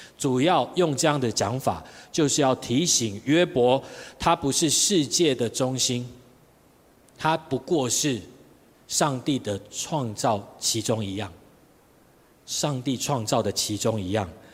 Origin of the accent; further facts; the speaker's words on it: Tainan, Taiwan; 我在台南，我是台南人，所以在台南那边当混混